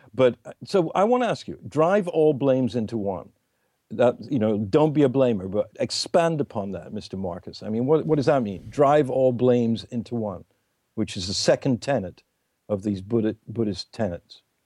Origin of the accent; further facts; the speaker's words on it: England, United Kingdom; It's just me being English.